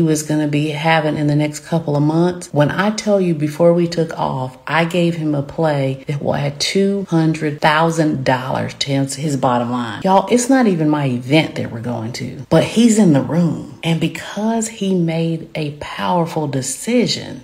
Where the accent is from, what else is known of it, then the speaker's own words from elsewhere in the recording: the South, United States; accent: Southern; I am Southern, as you can tell by my accent.